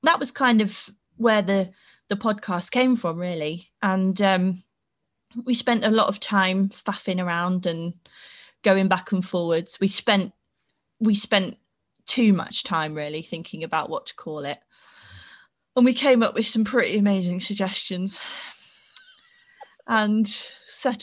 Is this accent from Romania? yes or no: no; Peterborough, East of England, United Kingdom; moved away as an adult; also born or lived in Sheffield; I grew up in Peterborough